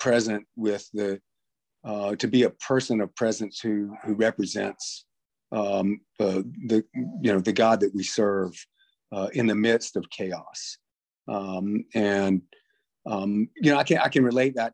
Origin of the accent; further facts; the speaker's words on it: North Carolina, United States; I'm from North Carolina, and tobacco is a big crop here.